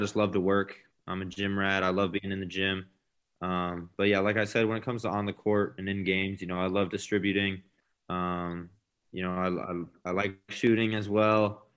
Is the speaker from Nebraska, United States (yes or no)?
yes; Lincoln, Nebraska, United States; moved away as an adult; also born or lived in Fargo, North Dakota; I'm from Lincoln